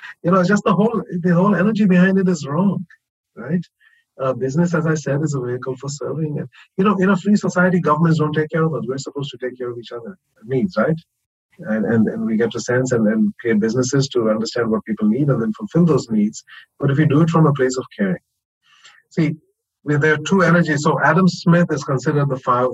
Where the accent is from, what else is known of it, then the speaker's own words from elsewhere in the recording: India; I come from India, which is a very feudal, you know, sort of patriarchal culture